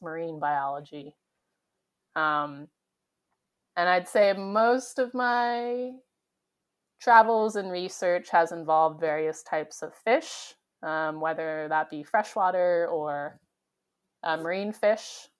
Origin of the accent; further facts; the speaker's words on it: San Diego, California, United States; I grew up in San Diego, and so I was very close to the beach and the ocean